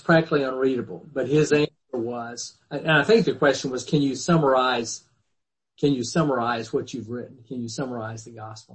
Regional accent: the Bible Belt, United States; when I was a kid growing up in the Bible Belt

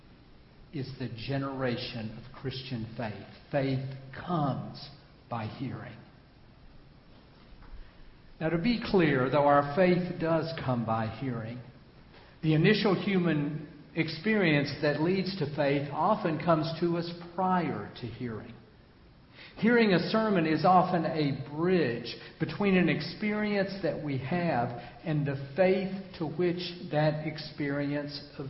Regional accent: Memphis, Tennessee, United States; the civil rights movement that came to my hometown of Memphis when I was a young teenager

